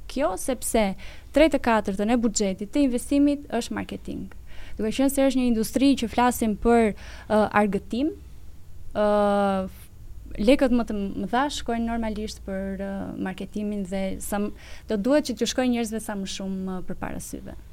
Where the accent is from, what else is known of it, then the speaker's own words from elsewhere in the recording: Pogradec, Korçë County, Albania; un jam nga Pogradeci edhe normalisht Pogradeci është një qytet që është i qetë, uh, ka njerëz uh, shumë të butë